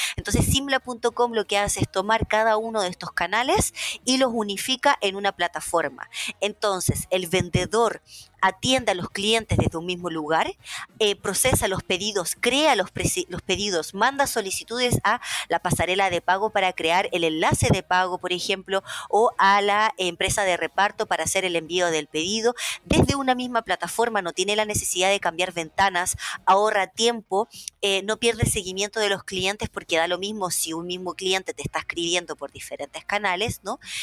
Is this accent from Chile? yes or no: yes; Chile; moved away as an adult; also born or lived in Russia; yo me fui de Chile a vivir a Rusia. En ese entonces yo tenía 19 años